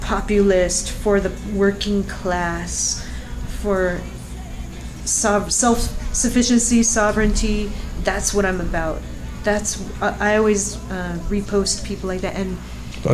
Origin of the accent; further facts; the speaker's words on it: United States; I, as an American